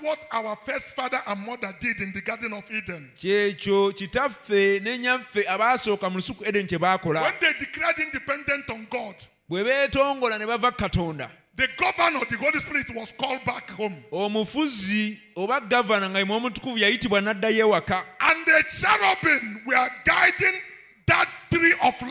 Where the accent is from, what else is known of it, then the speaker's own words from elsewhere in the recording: Nigeria; we are speaking English in Nigeria